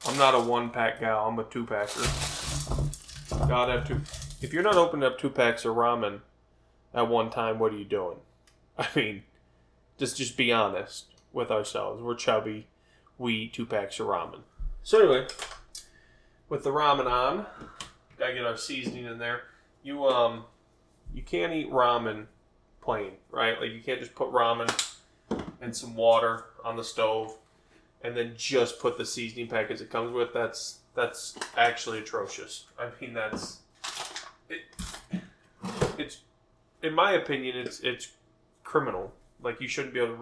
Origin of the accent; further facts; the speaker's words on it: Cleveland, Ohio, United States; moved away as an adult; now in New Mexico, United States; I was born in the Cleveland, Ohio area, born and raised, and I have always wanted to move out of Ohio